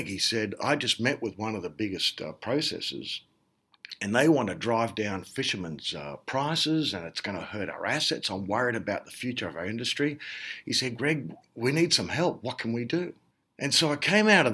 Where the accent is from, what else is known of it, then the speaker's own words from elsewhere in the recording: Sydney, New South Wales, Australia; moved away as an adult; also born or lived in United States; I was born and raised in Sydney, but then went across to the US